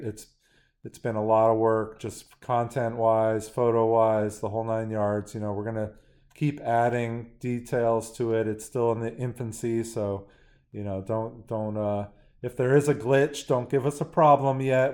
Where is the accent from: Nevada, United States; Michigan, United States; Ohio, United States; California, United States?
California, United States; San Francisco; growing up in San Francisco